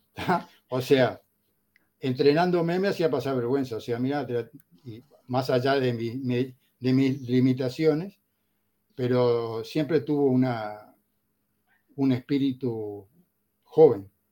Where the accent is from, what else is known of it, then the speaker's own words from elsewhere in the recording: Montevideo, Uruguay; moved away as an adult; now in Tenerife, Spain; Mi vida empezó en, Montevideo, República Oriental del Uruguay, el 21 de noviembre de 1952